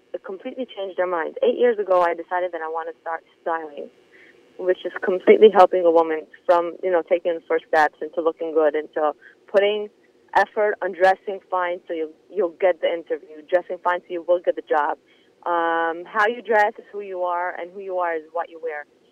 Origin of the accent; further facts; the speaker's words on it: Monsey, New York, United States; moved away as an adult; now in Israel; I grew up in Muncie, in a religious family